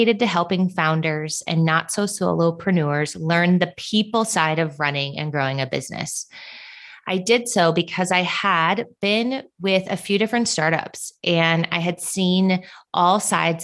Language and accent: English; Minnesota, United States; moved away as an adult; also born or lived in Southern California; now in Phoenix, United States; I'm born and raised in Minnesota